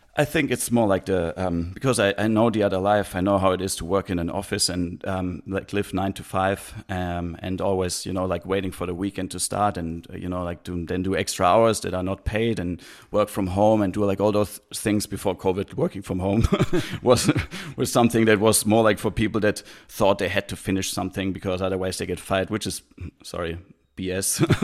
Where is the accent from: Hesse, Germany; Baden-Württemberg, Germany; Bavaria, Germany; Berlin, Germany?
Baden-Württemberg, Germany; Heidelberg; moved away as an adult; also born or lived in Australia / Christchurch, New Zealand; now in New Zealand; growing up in Heidelberg was actually really nice